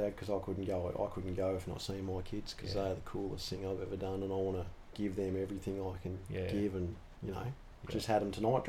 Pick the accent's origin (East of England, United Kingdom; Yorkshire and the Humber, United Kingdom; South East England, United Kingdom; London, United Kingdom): Yorkshire and the Humber, United Kingdom; Sheffield; I reckon growing up in Sheffield, I used to see a few of the guys come in.